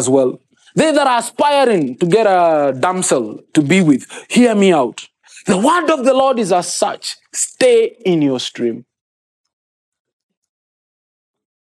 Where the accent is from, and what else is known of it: Kenya; first language Kikuyu; English is a second language